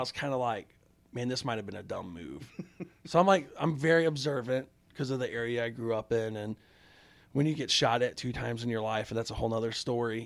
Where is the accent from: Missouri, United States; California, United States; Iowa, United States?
Missouri, United States; St. Louis; I grew up in South Saint Louis